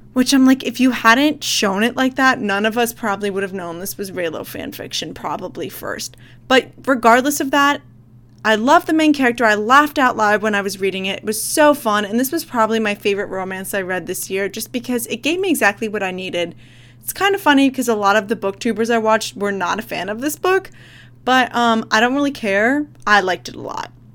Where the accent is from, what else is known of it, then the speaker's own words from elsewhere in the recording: United States; I'm American